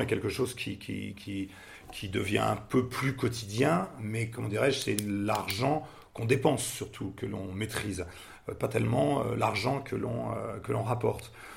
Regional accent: Paris, Île-de-France, France; moved away as an adult; now in Nantes, France; je viens de Paris

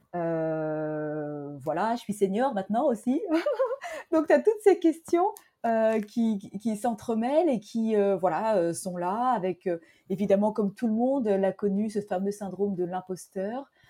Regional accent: Fontainebleau, Île-de-France, France; also born or lived in Hargeisa, Somaliland; je suis née à Fontainebleau, en Seine-et-Marne. Je suis originaire de Somalie alors euh, d'une ville, la capitale du Somaliland qui s'appelle Argesa.

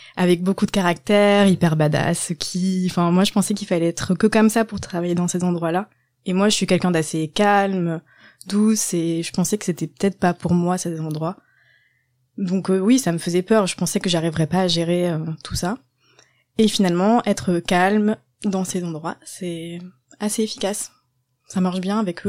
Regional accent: Landes, Nouvelle-Aquitaine, France; moved away as an adult; also born or lived in Bordeaux; La campagne dans le sud-ouest, dans les Landes

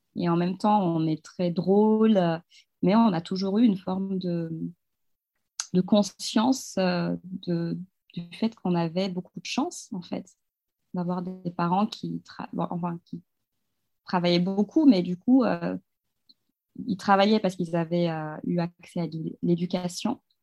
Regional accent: Kamsar, Boké Region, Guinea; moved away as an adult; also born or lived in Paris, France; now in France; j'ai grandi dans une ville minière qui s'appelle Kamsar, en Guinée-Conakry, donc en Afrique de l'Ouest.

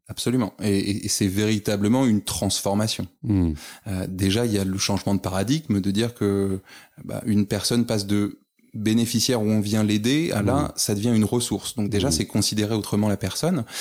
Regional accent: Paris, Île-de-France, France; moved away as an adult; now in Lille, France; originaire initialement de Paris, mais monté sur, euh, sur l'île il y a maintenant quelques années

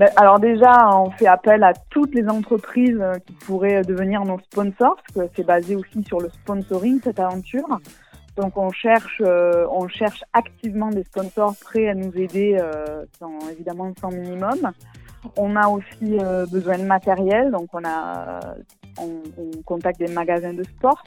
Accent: Tarascon / Beaucaire, Provence-Alpes-Côte d'Azur, France; on est trois, on est de Tarascon à peu près, Tarascon, Beaucaire, les deux

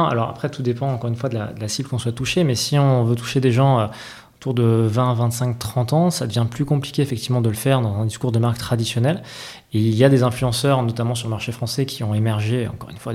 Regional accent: Bordeaux, Nouvelle-Aquitaine, France; il y a, toujours une partie, une partie un peu de chauvinisme quand, on est bordelais.

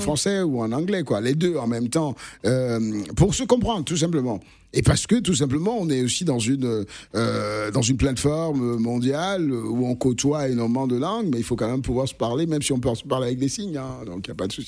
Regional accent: Lille, Hauts-de-France, France; moved away as an adult; now in Cannes, France; Je suis lillois aussi parce que tout simplement j'ai grandi là

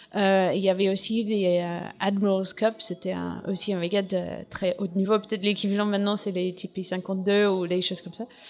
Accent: England, United Kingdom; French is a second language; moved away as an adult; now in France; je suis anglaise

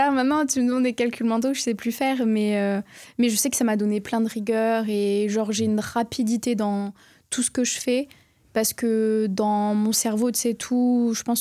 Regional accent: Florac, Occitania, France; also born or lived in Bordeaux; Mais en plus, vraiment, j'ai grandi de à Florac.

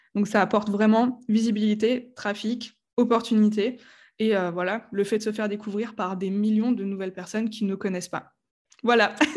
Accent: Strasbourg, Grand Est, France; je viens de Strasbourg. Voilà, je suis une vraie Alsacienne

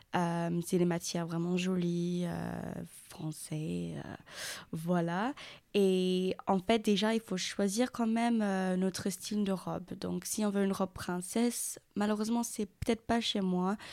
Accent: England, United Kingdom; French is a second language; now in Périgueux, France; je suis anglaise, donc, euh, si ça s'entend pas par rapport à mon accent

